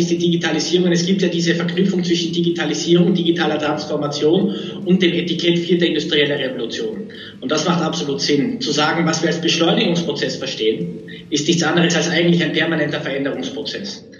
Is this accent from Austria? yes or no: yes; Austria; also born or lived in Munich / Oxford; now in Vienna, Austria; bin ich jetzt wieder nach Wien zurück, bin selber Österreicher.